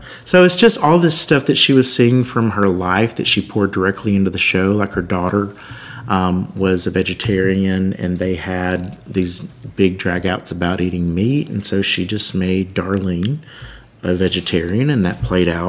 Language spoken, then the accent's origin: English; Alabama, United States; now in Nashville, United States; I grew up in Alabama, but they were aggressively lower middle class.